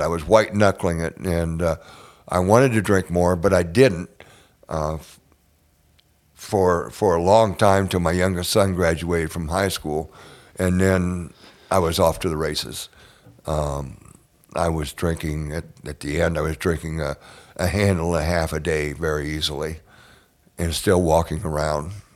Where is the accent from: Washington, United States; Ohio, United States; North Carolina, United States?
Ohio, United States; Northwest; moved away; I grew up in Northwest Ohio, out, way out in farm country.